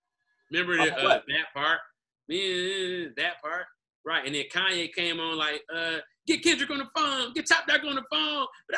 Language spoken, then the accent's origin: English; Detroit, Michigan, United States; I went to a predominantly white college, but I'm from Detroit.